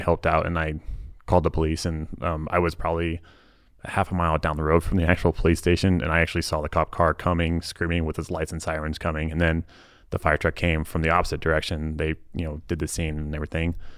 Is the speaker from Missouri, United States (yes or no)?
yes; Lee's Summit, Missouri, United States; moved away as an adult; also born or lived in Texas / California; now in Utah, United States; my hometown, Fleece Summit, Missouri